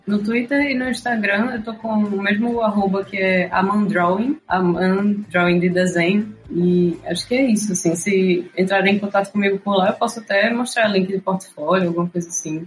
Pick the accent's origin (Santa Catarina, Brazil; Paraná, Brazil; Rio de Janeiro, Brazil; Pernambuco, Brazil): Pernambuco, Brazil; Recife; eu sou de Recife